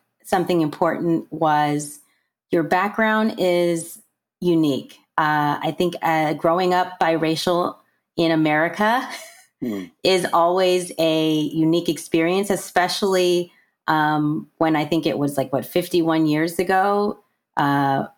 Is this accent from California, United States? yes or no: yes; California, United States; I'm from California